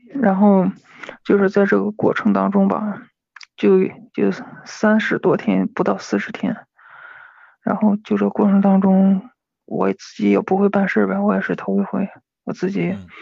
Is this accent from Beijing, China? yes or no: no; Hebei, China; 我是河北的